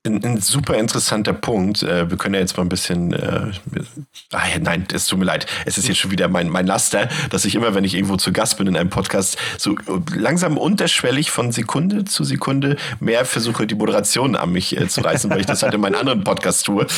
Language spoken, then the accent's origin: German; Germany; ich bin ja noch in der DDR geboren